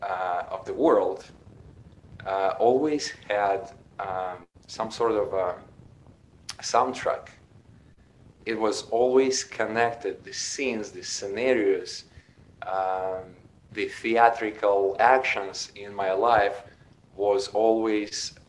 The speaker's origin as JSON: {"language": "English", "country": "Ukraine", "tie": "born or raised there", "said": "I was born in Ukraine. Back then it was Soviet Union, 1976"}